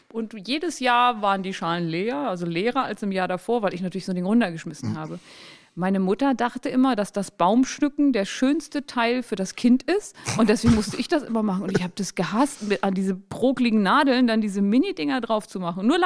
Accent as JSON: {"language": "German", "region": "Harz", "country": "Germany", "said": "Entschuldigung, ich komme aus dem Harz."}